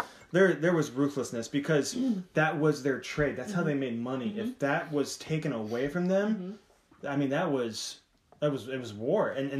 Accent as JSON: {"language": "English", "town": "Colorado Springs", "region": "Colorado", "country": "United States", "tie": "born or raised there", "said": "I was born in Colorado Springs, by the way."}